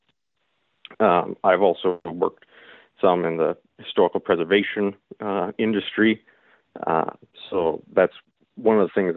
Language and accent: English; Milwaukee, Wisconsin, United States; Wisconsin Lutheran College, which is in Milwaukee, Wisconsin, where I'm a lifelong resident.